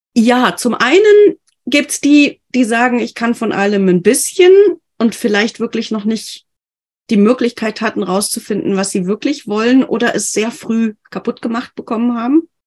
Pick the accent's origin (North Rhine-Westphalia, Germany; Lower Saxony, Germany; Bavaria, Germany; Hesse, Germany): Bavaria, Germany; ich komme ja aus Bayern